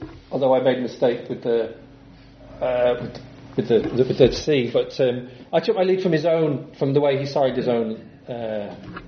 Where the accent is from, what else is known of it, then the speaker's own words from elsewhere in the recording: England, United Kingdom; accent: English; now in Dublin, Ireland; with my English accent